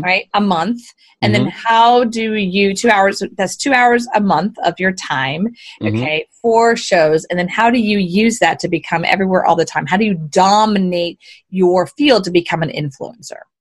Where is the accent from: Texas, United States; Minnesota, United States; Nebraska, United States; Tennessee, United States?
Texas, United States; Houston; I was born and raised in Houston, actually. Born and raised a Southern girl